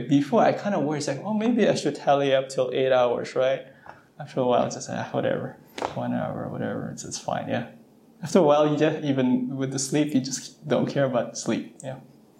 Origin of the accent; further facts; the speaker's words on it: West Coast, United States; Nice to see if this is someone from the East Coast. I'm from the West Coast.